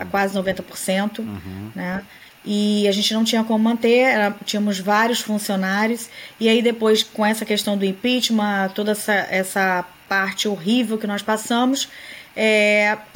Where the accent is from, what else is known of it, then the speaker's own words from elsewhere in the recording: Porto Velho, Rondônia, Brazil; also born or lived in Rio de Janeiro; now in United States; Eu sou nascida no Rio de Janeiro, mas mudei para Porto Velho, Rondônia, onde eu fiquei até vir embora para cá.